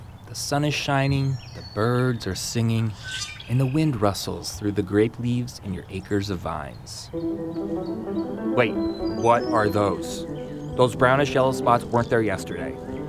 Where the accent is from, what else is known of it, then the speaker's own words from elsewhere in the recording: Napa, California, United States; moved away as an adult; now in Missouri, United States; originally, I'm from Napa, California.